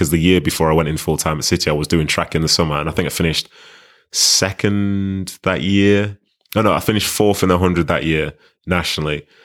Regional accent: Nigeria; now in Manchester, United Kingdom; coming from Nigeria, like those first few years, we were living in Manchester, but it was a very Nigerian household. There's no real British influence within it.

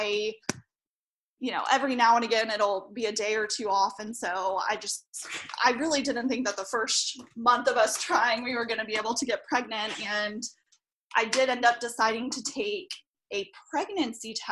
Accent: Charlotte, North Carolina, United States; I'm from Charlotte, North Carolina.

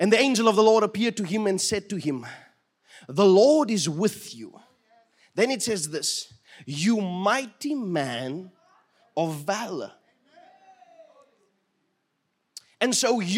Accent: Fraserburg, Northern Cape, South Africa; moved away; when I grew up in Fraserburg

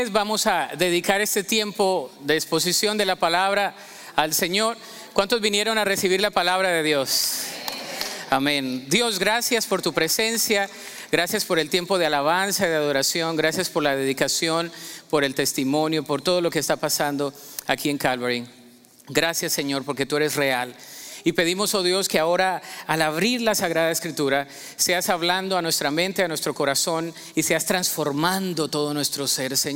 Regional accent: Colombia; Yo recuerdo que creciendo en Colombia, siempre había la tradición de que el 24 de diciembre nosotros nos poníamos una muda nueva de ropa, ¿no?

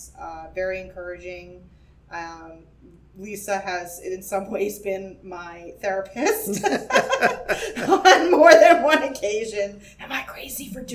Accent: Manchester, New Hampshire, United States; now in Londonderry, United States; So I'm from Manchester and I grew up in Manchester, third generation Manchesterite, even though we live in Londonderry now

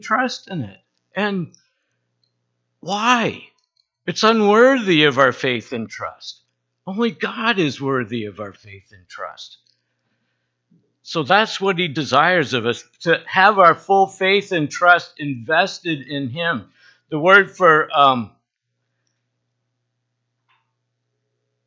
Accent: Bar Harbor, Maine, United States; I grew up in the Baptist church in Bar Harbor

